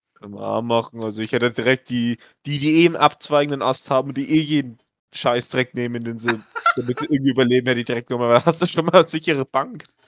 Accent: Franconia, Bavaria, Germany; accent: Franconian; mit dem Fränkischen, also vor allem im Fränkischen, natürlich auch dem bayerischen Dialekt

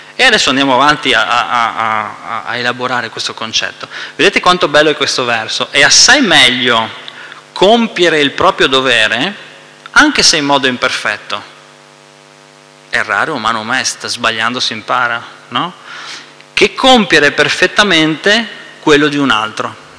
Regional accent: Veneto, Italy; Noi che siamo veneti

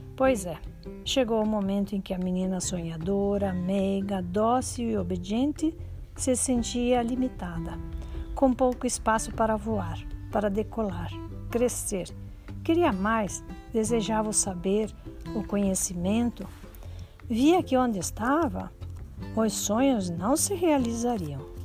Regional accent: Santa Helena, Paraná, Brazil; Nasci em Santa Helena, interior do Paraná

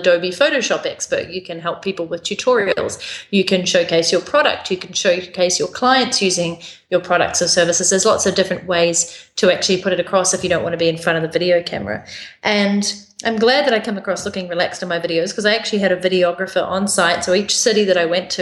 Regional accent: New Zealand; accent: New Zealand; my accent from New Zealand.

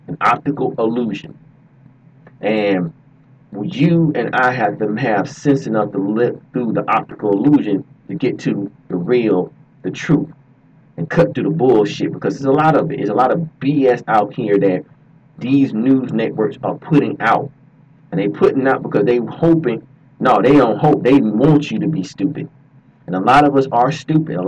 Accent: Georgia, United States; I'm from Georgia.

